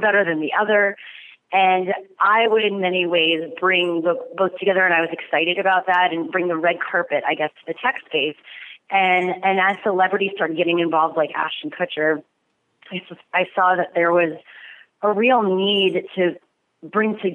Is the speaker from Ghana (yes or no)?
no; Montreal, Quebec, Canada; now in Los Angeles, United States; I'm from Montreal.